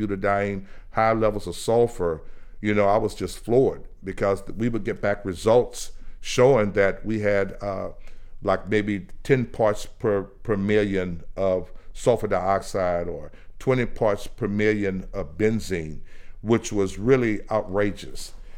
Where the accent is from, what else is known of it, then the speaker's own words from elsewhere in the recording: Port Arthur, Texas, United States; moved away as an adult; also born or lived in California; my hometown and what people were dealing with and the number of people that I grew up